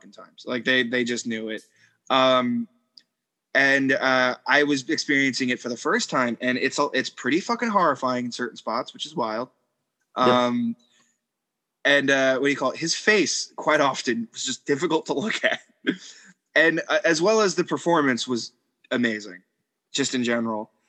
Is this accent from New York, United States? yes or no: yes; New York, United States; growing up in New York